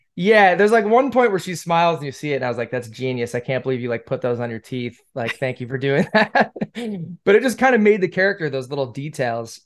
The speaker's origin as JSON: {"language": "English", "town": "Syracuse", "region": "New York", "country": "United States", "moved": "as an adult", "lives_now": "Los Angeles, United States", "said": "I'm from Syracuse"}